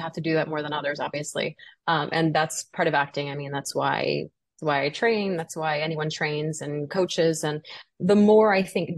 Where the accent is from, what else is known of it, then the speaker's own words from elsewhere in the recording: New Orleans, Louisiana, United States; also born or lived in Los Angeles; now in New York, United States; I'm originally from New Orleans